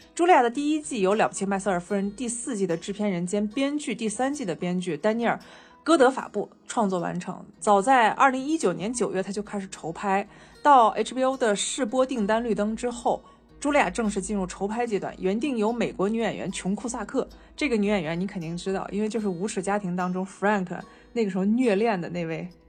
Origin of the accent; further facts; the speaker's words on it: China; 虽然我们那头身在法国，但是我们身为中国人